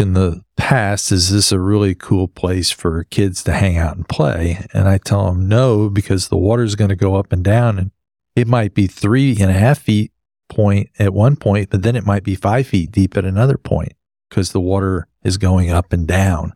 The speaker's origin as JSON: {"language": "English", "region": "West Texas", "country": "United States", "tie": "born or raised there", "said": "I grew up in West Texas"}